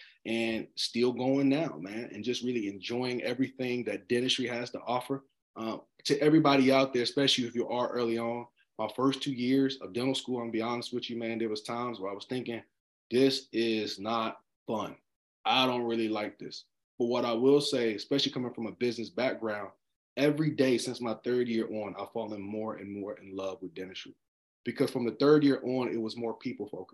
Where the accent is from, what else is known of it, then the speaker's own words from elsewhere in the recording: Charlotte, North Carolina, United States; Charlotte, North Carolina. My city